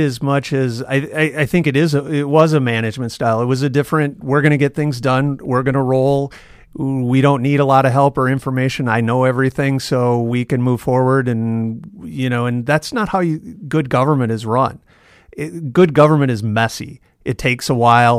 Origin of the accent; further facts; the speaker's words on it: Yankton, South Dakota, United States; also born or lived in Canton, South Dakota; now in Sioux Falls, United States; I grew up, I was born in Yankton, and we spent, uh, six or seven years in Canton between fourth grade in my sophomore year in high school